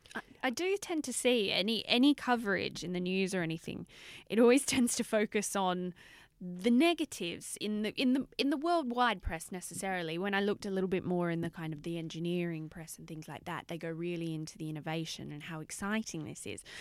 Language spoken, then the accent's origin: English; Australia; I'm Australian